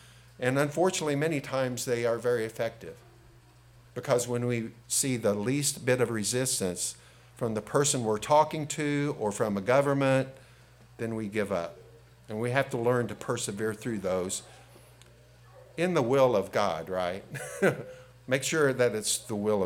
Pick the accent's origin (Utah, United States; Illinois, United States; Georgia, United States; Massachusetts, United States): Illinois, United States; Robinson; also born or lived in Oblong, Illinois; I moved from Robinson to Oblong School District during my sophomore junior year.